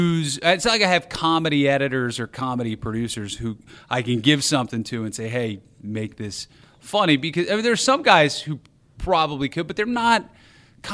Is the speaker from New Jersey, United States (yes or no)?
yes; New Jersey, United States; moved away as an adult; also born or lived in Wisconsin; now in Chicago, United States; I grew up in New Jersey, so New York was our city out there